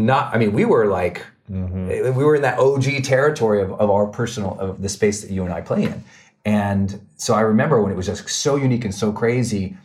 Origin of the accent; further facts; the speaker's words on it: Montana, United States; I'm from Montana. We're outdoor people